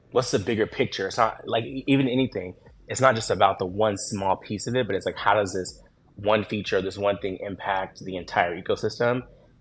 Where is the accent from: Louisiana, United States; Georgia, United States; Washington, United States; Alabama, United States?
Washington, United States; moved away as an adult; also born or lived in Seattle; now in New York City, United States; I was born in Seattle, but I've lived all over the state. And, you know, college and high school, mostly in Washington